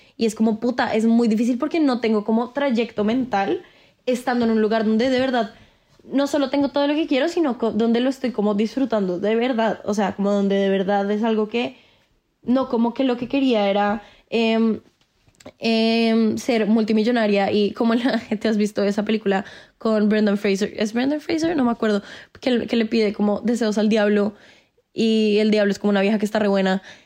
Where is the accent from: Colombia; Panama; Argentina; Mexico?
Colombia